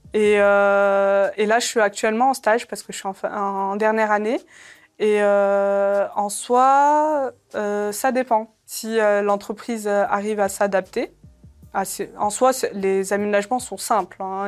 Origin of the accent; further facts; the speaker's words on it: Saint-Étienne, Auvergne-Rhône-Alpes, France; also born or lived in Algeria; moi, je suis, de Saint-Étienne et je suis la seule dans cette ville